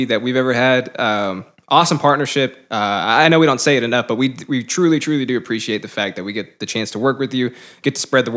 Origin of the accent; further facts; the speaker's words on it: Dallas, Texas, United States; Dallas, our hometown